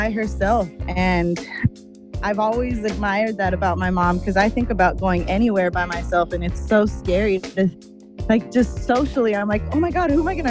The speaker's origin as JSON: {"language": "English", "town": "Los Angeles", "region": "California", "country": "United States", "tie": "born or raised there", "said": "I was born in Los Angeles, Santa Monica, and I grew up in the West Side area. So I'm very"}